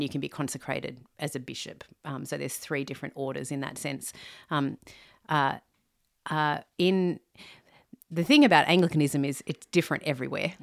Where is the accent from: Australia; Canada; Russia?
Australia; Sydney, New South Wales; I'm from Australia, a Sydney girl, born and bred